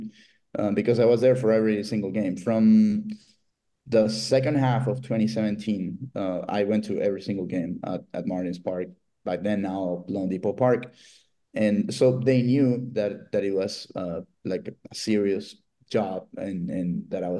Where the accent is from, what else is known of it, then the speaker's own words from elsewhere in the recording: Venezuela; now in Miami, United States; I'm born and raised in Venezuela, living in Miami.